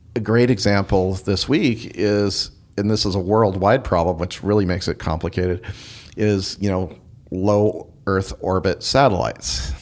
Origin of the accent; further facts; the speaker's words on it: Eastern Oregon, United States; I grew up in Eastern Oregon where there's a lot more sun than there is over here